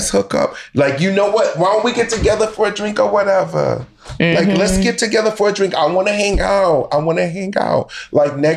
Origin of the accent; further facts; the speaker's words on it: New Jersey, United States; I grew up in Jersey.